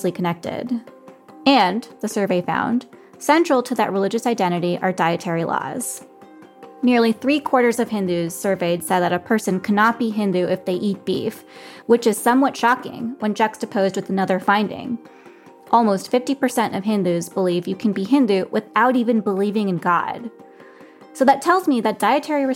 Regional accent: Colorado, United States; I was one of just a few BIPOC teenagers in my suburban Colorado high school

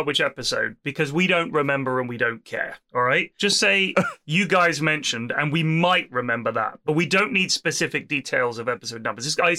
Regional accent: Vancouver, British Columbia, Canada; also born or lived in Ottawa; I'm originally from Vancouver, but spent the last few years in Ottawa going to university there.

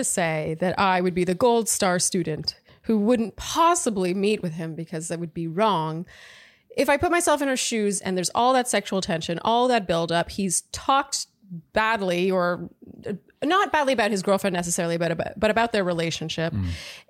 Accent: Montreal, Quebec, Canada; now in San Francisco, United States; I'm a 31-year-old single female living in San Francisco, but I'm from Montreal. Canada, shout out.

